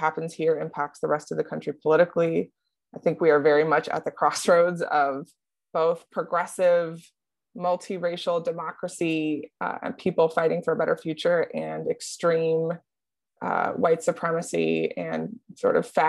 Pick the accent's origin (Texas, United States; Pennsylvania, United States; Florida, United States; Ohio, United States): Ohio, United States; Columbus; I grew up in Columbus. I grew up on the east side of Columbus, an interesting part of town, over on East Fifth